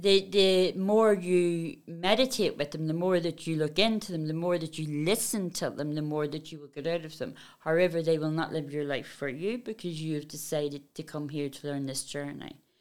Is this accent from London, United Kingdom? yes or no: no; Belfast, Northern Ireland, United Kingdom; I come from Belfast.